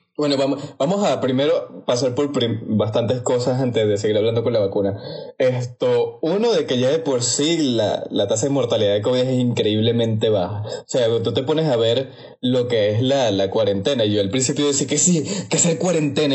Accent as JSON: {"language": "Spanish", "country": "Venezuela", "said": "como soy venezolano"}